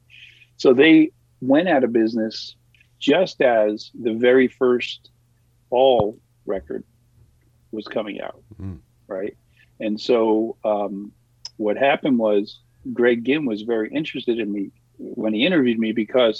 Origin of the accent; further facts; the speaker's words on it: New York City, New York, United States; moved away as an adult; now in California, United States; Staten Island, New York.